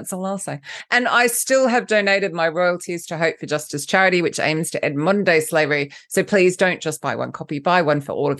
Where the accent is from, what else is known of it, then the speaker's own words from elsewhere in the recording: Australia; now in London, United Kingdom; First off, let's just clarify the accent. I'm Australian, but I live in London, so I don't really know what I sound like.